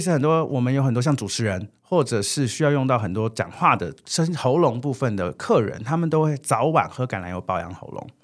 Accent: Taiwan; 我们台湾人也非常，就是 family oriented

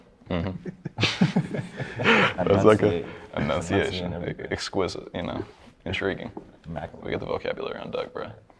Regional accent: Oklahoma, United States; Because I'm originally from Oklahoma.

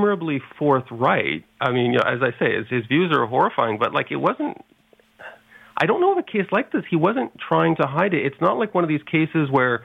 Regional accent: Montreal, Quebec, Canada; Montreal, my hometown

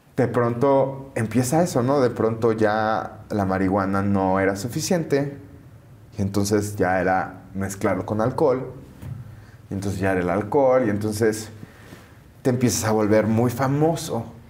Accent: McAllen, Texas, United States; moved away; also born or lived in Mexico / Los Angeles; en McAllen, pues de justo de donde yo soy

